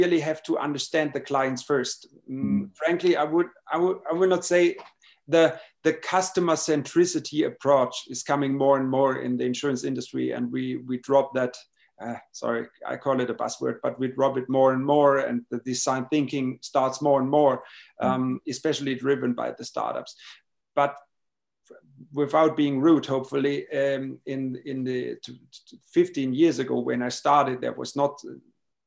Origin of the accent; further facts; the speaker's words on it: Baden-Baden, Baden-Württemberg, Germany; I was born and raised in Baden-Baden, in a beautiful town of southern Germany